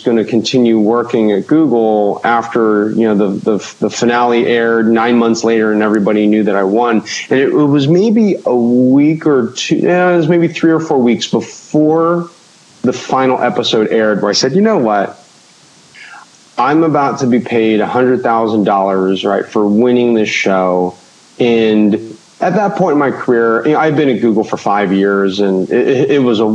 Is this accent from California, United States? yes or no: yes; Orange County, California, United States; I grew up in Orange County, so down at On Target in Laguna Niguel